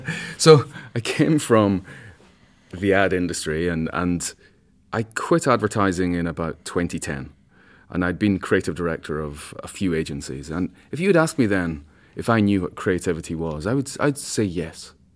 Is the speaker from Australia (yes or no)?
no; Scotland, United Kingdom; I'm a Scotsman